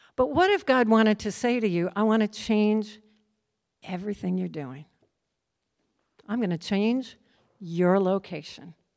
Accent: Midwest, United States; also born or lived in Minnesota; I grew up in the Midwest

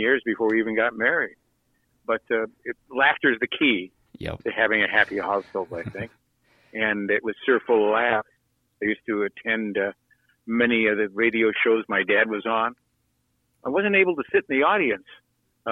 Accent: Los Angeles, California, United States; I grew up in Playa del Rey, where there were only about 100 people there at that time

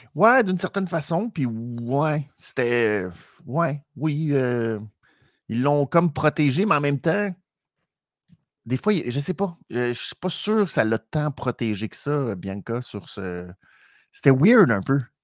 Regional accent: Canada; pour nous au Canada

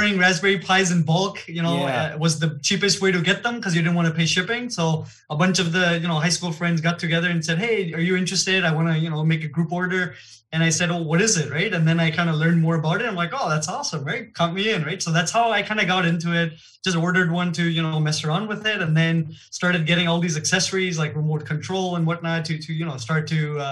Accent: Toronto, Ontario, Canada; first language Gujarati; English is a second language; also born or lived in Gujarat, India / Niagara Falls, Canada / Hamilton, Canada; I was born in India. In Gujarat, which is the central west. And I was there about 7-8 years of my life early on. And then my family actually immigrated to Canada. Mm-hmm. So I was in Toronto for about 7 years

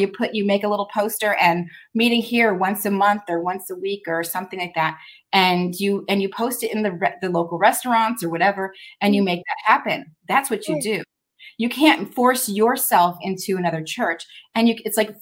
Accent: Arizona, United States; moved away; I'm from Arizona, and I'm new here

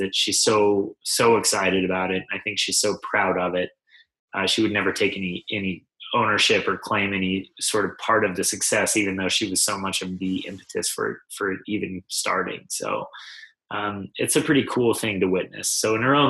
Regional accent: Mountain West, United States; growing up in the Mountain West

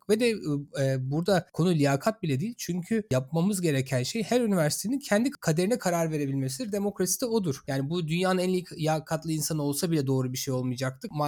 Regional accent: Izmir, Turkey; also born or lived in Ankara; Bu arada ben e, İzmir'de büyüdüm, Ankara doğumluyum.

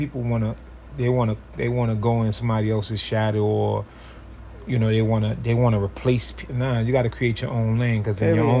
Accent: New York City, New York, United States; I'm from Harlem, New York City.

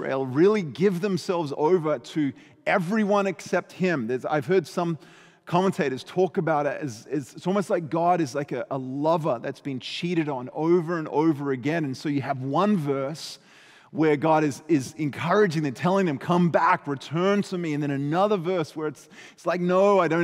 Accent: Adelaide, South Australia, Australia; moved away; we lived kind of in the outskirts of Adelaide, South Australia, on what we call a hobby farm

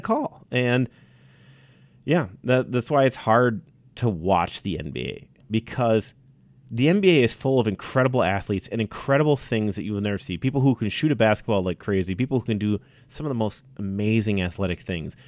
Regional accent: Wisconsin, United States; moved away; being from Wisconsin, I love where I'm from.

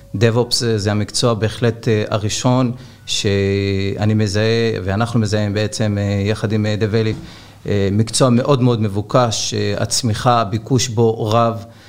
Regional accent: Ashdod, Southern District, Israel; אני אשדודי גאה מאוד

